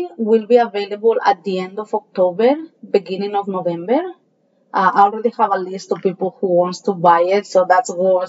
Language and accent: English; Valencia, Valencian Community, Spain; English is a second language; moved away as an adult; now in Hawaii, United States; So, well, yeah, I'm from Valencia, Spain. My whole family is still there.